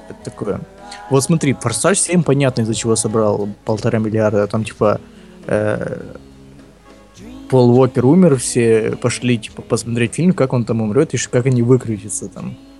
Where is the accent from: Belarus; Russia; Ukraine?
Ukraine; я украинец